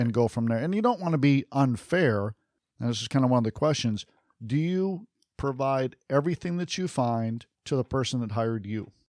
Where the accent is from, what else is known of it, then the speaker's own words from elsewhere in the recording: Detroit, Michigan, United States; I grew up just outside of Detroit